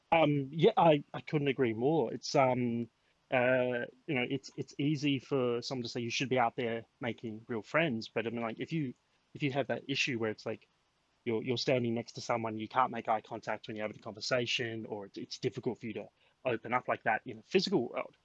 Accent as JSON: {"language": "English", "country": "Australia", "tie": "born or raised there"}